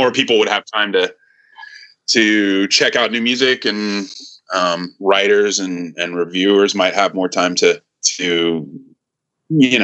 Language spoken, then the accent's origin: English; Northern California, United States; I'm from Northern California